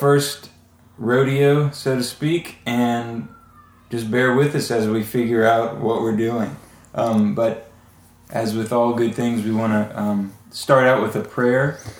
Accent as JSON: {"language": "English", "region": "South Louisiana", "country": "United States", "said": "I'm 34 years old, and I'm a single man from South Louisiana."}